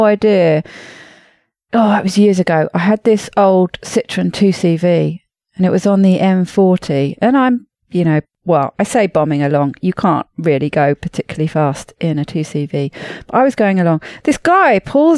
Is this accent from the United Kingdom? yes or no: yes; United Kingdom; moved away as an adult; now in France; I'm a Brit originally.